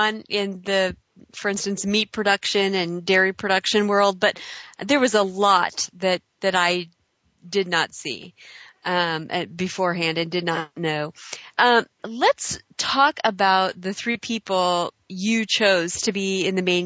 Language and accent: English; Mount Vernon, Illinois, United States; I'm from Mount Vernon, Illinois